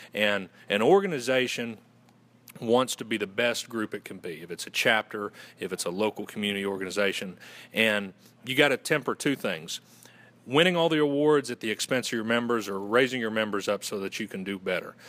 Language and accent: English; Western North Carolina, United States; accent: Southern gentleman; originally from Western North Carolina, and I went to Western Carolina University